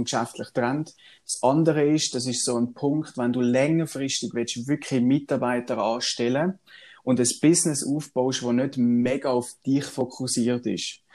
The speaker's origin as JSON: {"language": "German", "region": "Swabia", "country": "Germany", "tie": "born or raised there", "said": "ich bin ja ein gebürtiger Schwab"}